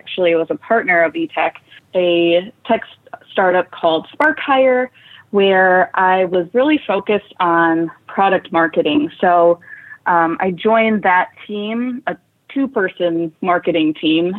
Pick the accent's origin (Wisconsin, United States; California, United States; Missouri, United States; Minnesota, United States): Wisconsin, United States; a small town in; moved away as an adult; also born or lived in Chicago; coming from a small town in Wisconsin, I picked up and I moved to Chicago